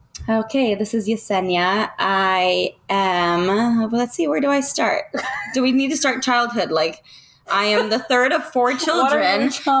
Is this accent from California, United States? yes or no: yes; Orange County, California, United States; now in Murrieta, United States; I grew up in Orange County most of my life. From birth until recently, we relocated to Murrieta, California